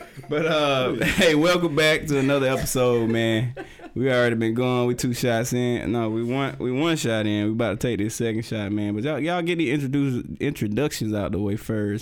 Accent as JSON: {"language": "English", "region": "South Georgia", "country": "United States", "said": "I'm from South Georgia"}